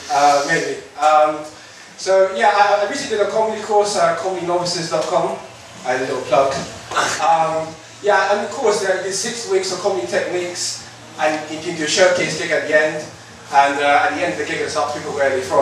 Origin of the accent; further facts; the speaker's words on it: Harrow, London, United Kingdom; I'm born Harris Harrow, so Harrow's a shithole.